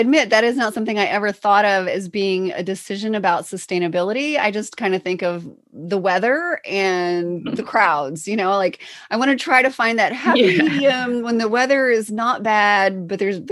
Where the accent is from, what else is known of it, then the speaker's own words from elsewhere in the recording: Illinois, United States; we're from Illinois